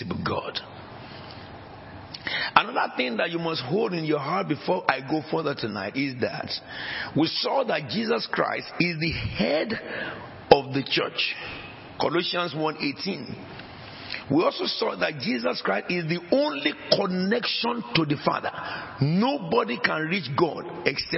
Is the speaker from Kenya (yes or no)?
no; Nigeria; now in England; I came from Nigeria.